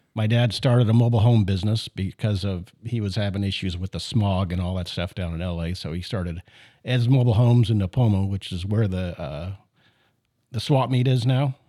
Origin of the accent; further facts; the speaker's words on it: Canada; I was born in Canada